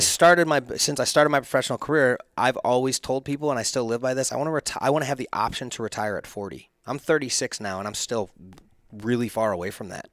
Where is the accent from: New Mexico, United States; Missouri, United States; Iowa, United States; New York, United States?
Missouri, United States; Chesterfield; I grew up in Chesterfield, like, just down the hill from, from all the rich kids